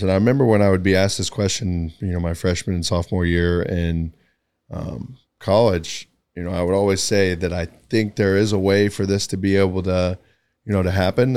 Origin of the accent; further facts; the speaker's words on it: Tyler, Texas, United States; also born or lived in Kerrville, Texas; just being a kid from Texas, small town. You know, I grew up in in Tyler, um, ended up moving to Kerrville, which is a town of twenty thousand people